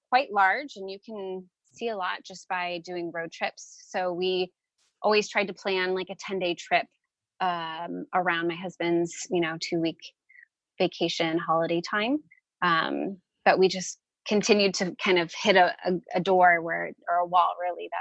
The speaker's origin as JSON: {"language": "English", "town": "San Francisco", "region": "California", "country": "United States", "tie": "born or raised there", "moved": "as an adult", "lives_now": "Phoenix, United States", "said": "we're originally from the Bay Area of San Francisco, California"}